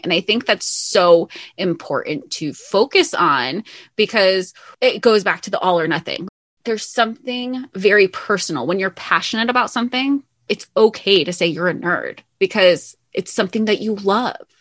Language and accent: English; the South, United States; growing up in the South